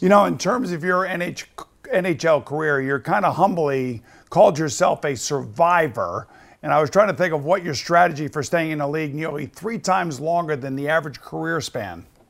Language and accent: English; Long Island, New York, United States; I am from Long Island.